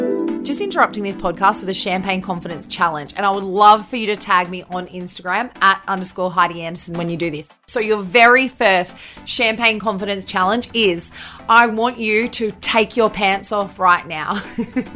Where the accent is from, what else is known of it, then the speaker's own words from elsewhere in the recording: Bathurst, New South Wales, Australia; So my hometown is Bathurst in New South Wales in Australia, and that's where I grew up.